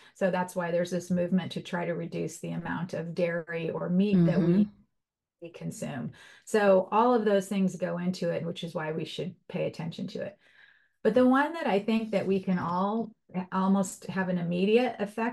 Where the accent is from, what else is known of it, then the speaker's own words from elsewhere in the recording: Los Angeles, California, United States; When I was a little girl, I grew up in Los Angeles